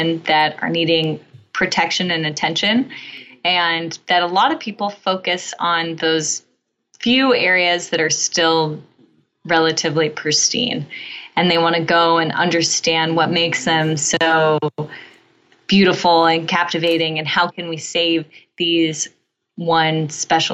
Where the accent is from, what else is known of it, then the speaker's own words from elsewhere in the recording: California, United States; I grew up in California